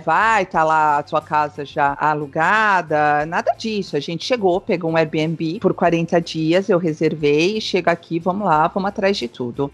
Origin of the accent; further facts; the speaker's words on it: São Paulo, Brazil; moved away as an adult; also born or lived in São Caetano do Sul, Brazil; now in Cascais, Portugal; eu sou brasileira, né? Eu nasci, fui criada em São Paulo